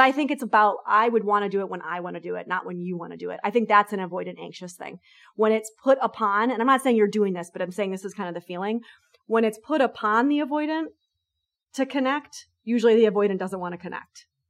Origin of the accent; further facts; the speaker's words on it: New York, United States; I'm a New Yorker